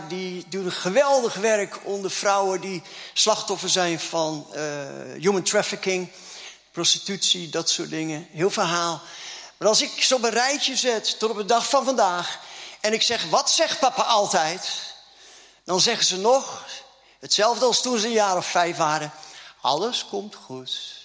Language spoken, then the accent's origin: Dutch; Groningen, Netherlands; accent: Gronings; moved away; Ik kom ook uit Groningen, hè?